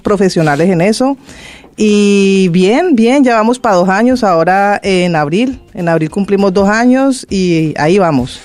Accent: Colombia; moved away as an adult; now in Fuerteventura, Spain; Yo soy de Colombia.

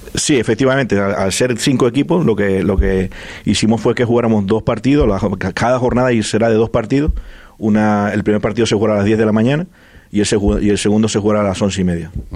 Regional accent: Venezuela; now in Fuerteventura, Spain; son somos de Venezuela

